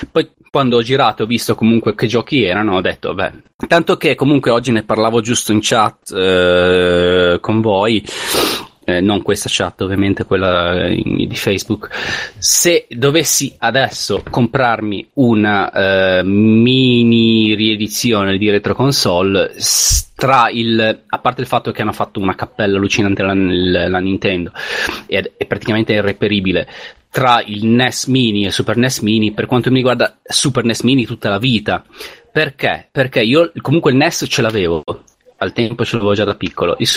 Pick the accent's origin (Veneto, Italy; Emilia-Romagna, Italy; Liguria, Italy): Liguria, Italy; essendo io ligure